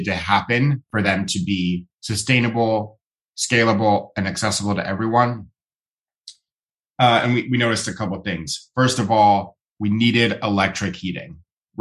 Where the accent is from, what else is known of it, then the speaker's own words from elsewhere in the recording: Ohio, United States; now in California, United States; I grew up in Ohio